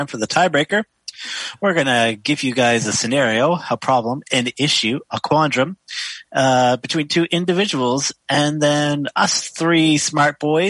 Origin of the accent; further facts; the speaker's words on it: the South, United States; I grew up in the South and come from kind of a bless you family.